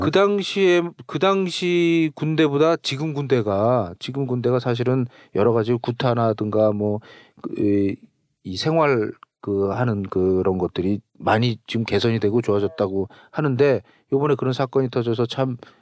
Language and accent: Korean; Seoul, South Korea; 우리도 우리 서울에 살았는데도 그 하천변이라든가